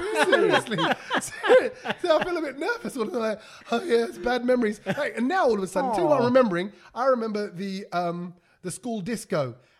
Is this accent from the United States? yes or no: no; London, United Kingdom; Brother, we're from East London.